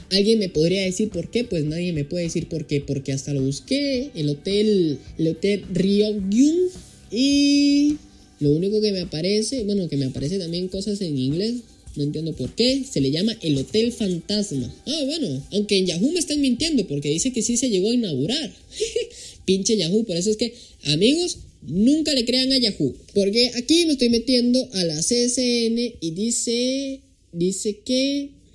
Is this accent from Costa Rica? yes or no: yes; Costa Rica; Costa Rica, el cual es mi país de origen